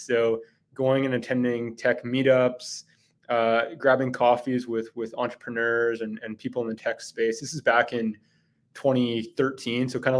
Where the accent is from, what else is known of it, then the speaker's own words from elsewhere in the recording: Vancouver Island, British Columbia, Canada; moved away as an adult; also born or lived in Hong Kong; now in Calgary, Canada; So originally, I'm from Vancouver Island. Attended the University of Victoria and went to Hong Kong on what was like a exchange program, I guess, for a semester.